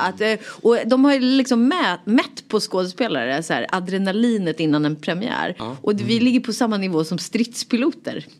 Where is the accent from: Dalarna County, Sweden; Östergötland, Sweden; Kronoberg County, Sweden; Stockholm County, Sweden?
Stockholm County, Sweden; Rotebro; also born or lived in Solna; jag kommer från Rotebro, eller jag är född i Solna, of mm. course. Men, ja, eh, men sen så växte jag upp i Rotebro, norr om stan